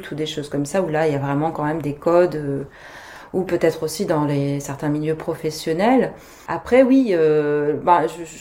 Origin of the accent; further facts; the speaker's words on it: France; moved away as an adult; also born or lived in Hong Kong / Singapore; t'arrives en tant que Française